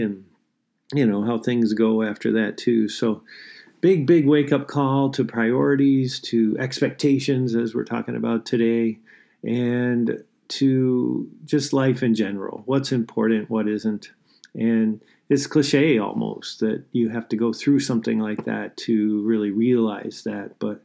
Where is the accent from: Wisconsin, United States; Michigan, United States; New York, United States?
Michigan, United States; now in St. Paul, United States; I'm from Michigan originally. I grew up in a little town there, about 800 people.